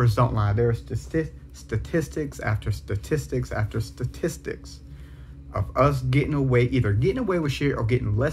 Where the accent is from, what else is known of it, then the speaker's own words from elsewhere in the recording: South Carolina, United States; I'm from South Carolina. I live in South Carolina.